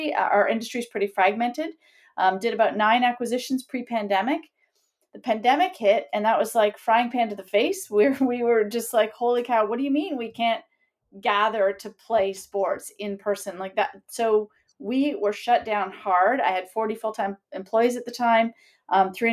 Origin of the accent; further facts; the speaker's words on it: Sudbury, Ontario, Canada; moved away as an adult; also born or lived in Kingston, Canada; now in Toronto, Canada; I grew up in Sudbury